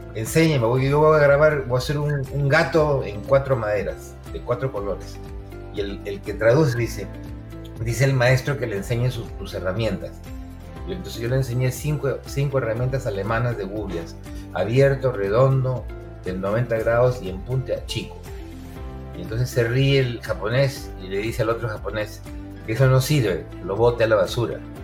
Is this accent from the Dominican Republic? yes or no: no; Peru; also born or lived in Arequipa; now in United States; como buen peruano